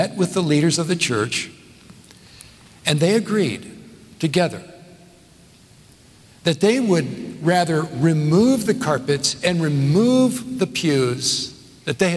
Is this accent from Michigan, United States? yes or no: no; Southern California, United States; also born or lived in northeast of Scotland; now in Nashville, United States; I grew up in Southern California.